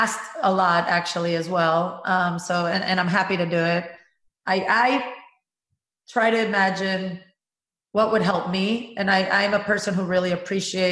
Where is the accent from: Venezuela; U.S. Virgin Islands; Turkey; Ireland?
Venezuela; moved away; I worked at a cement company in my home country of Venezuela.